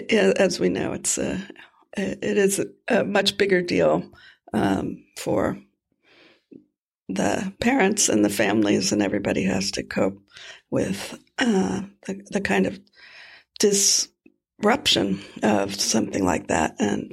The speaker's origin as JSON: {"language": "English", "town": "Miami", "region": "Florida", "country": "United States", "tie": "born or raised there", "moved": "yes", "lives_now": "Oregon, United States", "said": "I grew up in Miami"}